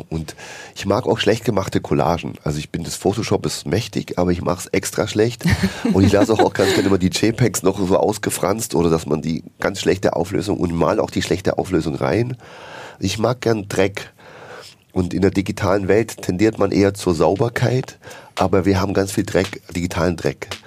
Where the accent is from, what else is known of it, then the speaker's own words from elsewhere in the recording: Bavaria, Germany; now in Berlin, Germany; ich komme ja aus Bayern, ja, bin ja dort geboren, katholisch aufgewachsen